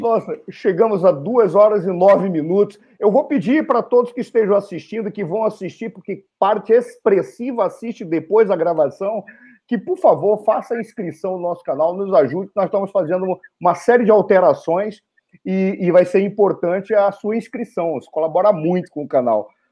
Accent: Brazil; somos brasileiros

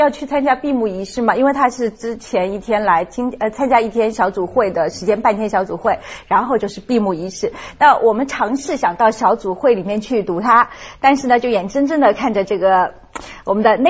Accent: China; 我觉得大家我们我们中国人是很喜欢人家说我们的话的，马上觉得这亲切感是增加了很多很多。

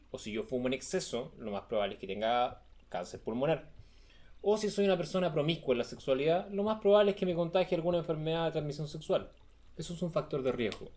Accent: Chile; Chile, que es el, país donde yo nací

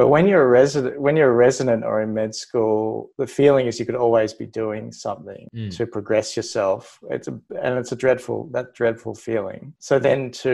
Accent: Melbourne, Victoria, Australia; moved away as an adult; also born or lived in New South Wales; I came from Melbourne. I was born in Melbourne, but I spent time in New South Wales through med. Pretty typical, like Melbourne little boy life

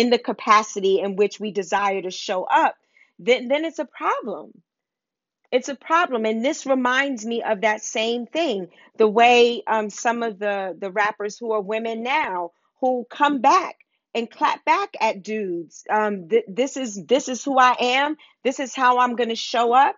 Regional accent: New York City, New York, United States; I grew up in Harlem

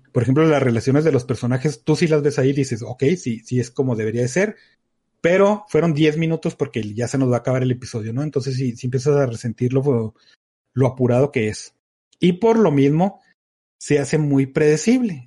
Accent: Mexico; como México

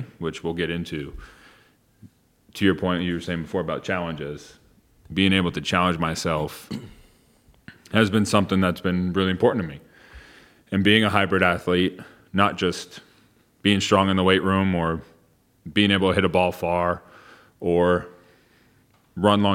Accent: New York, United States; I grew up in New York, right outside New York City

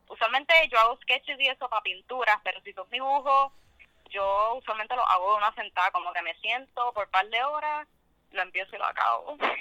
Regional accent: Guaynabo, Puerto Rico; also born or lived in Mexico; de Guaynabo. Yo técnicamente no nací en Puerto Rico, me criaron allá toda mi vida

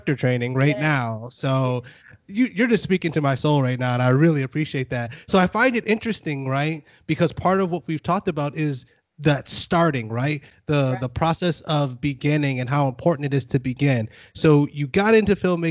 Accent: Buffalo, New York, United States; now in Fort Worth, United States; I'm from Buffalo.

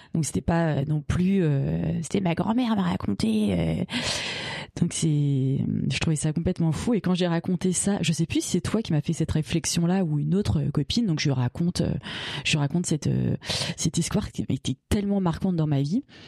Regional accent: Bagnolet, Île-de-France, France; j'ai grandi à Bagnolet donc euh, à 500 mètres du panneau Paris

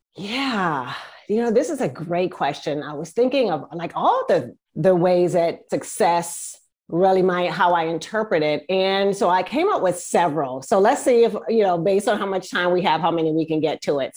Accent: East Coast, United States; now in Northern California, United States; I am from the East Coast, but right now I live in Northern California

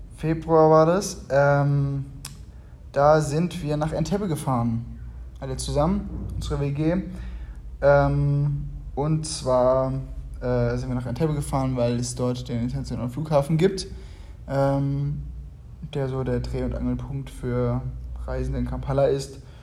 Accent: Germany; moved away as an adult; now in Uganda; bei uns in Deutschland

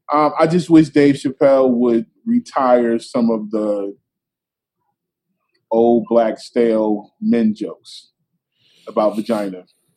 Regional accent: Philadelphia, Pennsylvania, United States; I grew up in Philly.

